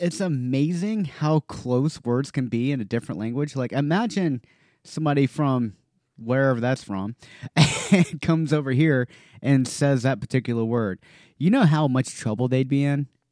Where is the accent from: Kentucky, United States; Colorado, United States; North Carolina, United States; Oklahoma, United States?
North Carolina, United States; when I was growing up in North Carolina